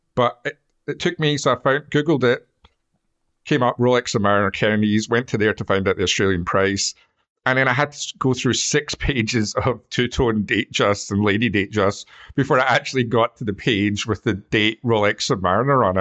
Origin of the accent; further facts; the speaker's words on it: Scotland, United Kingdom; we're Scottish